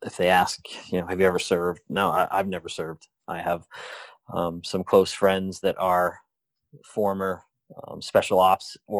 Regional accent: Maine, United States; moved away; I'm from Maine

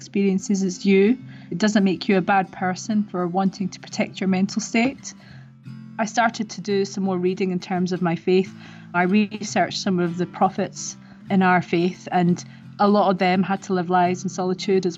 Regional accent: Scotland, United Kingdom; moved away as an adult; also born or lived in Middle East; now in London, United Kingdom; I grew up in Scotland from a very young age in a very conservative Muslim family

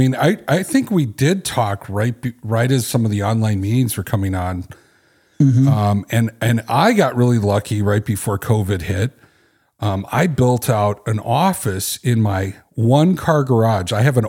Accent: Knoxville, Tennessee, United States; born there; now in Chicago, United States; I started my life in Tennessee. I was born in Knoxville, which most people associate me with Chicago because I've lived here over 30 years of my life.

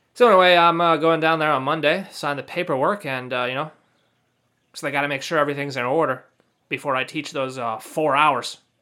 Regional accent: United States; I'm a U.S. citizen.

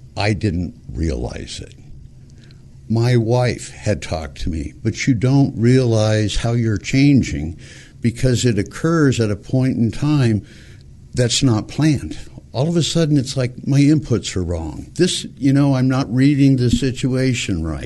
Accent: Montebello, California, United States; I grew up in Montebello, California, went to a Catholic school for eight years

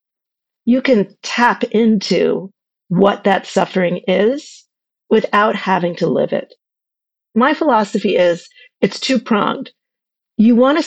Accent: Ossining, New York, United States; I grew up in Ossining, New York, with my parents and my sister.

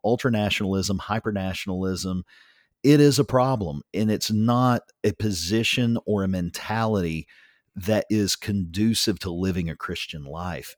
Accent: United States; I am very proud to be an American

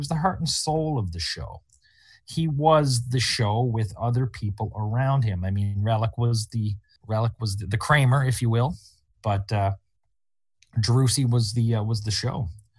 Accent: Canada; being Canadian

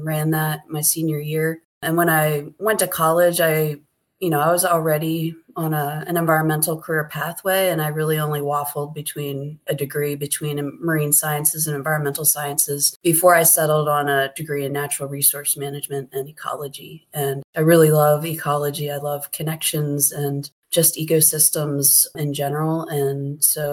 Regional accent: Pennsylvania, United States; also born or lived in California / Oregon; now in Howard County, Maryland, United States; I am from Pennsylvania

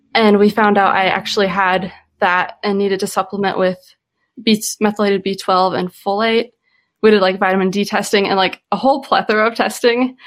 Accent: Midwest, United States; I grew up living in the Midwest, growing up healthy, very social

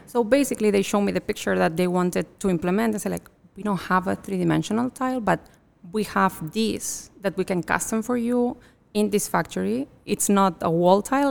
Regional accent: Catalonia, Spain; now in United States; I'm originally from Catalonia, from northeast of Spain

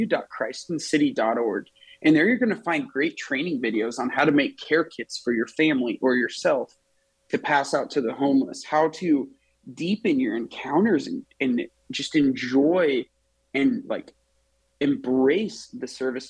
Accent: Nebraska, United States; I'm from Nebraska

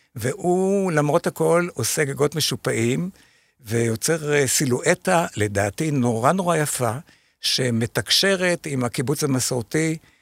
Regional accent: Shefayim, Central District, Israel; אני משפעים, נכון, כן. אני מקיבוץ שפעים

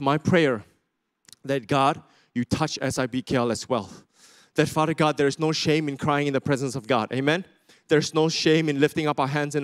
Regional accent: Sarawak, Malaysia; I'm from Sarawak, just in case you didn't know, these are my people.

